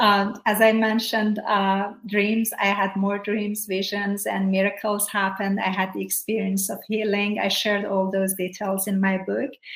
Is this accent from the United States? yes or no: no; Iran; moved away; I grew up in Iran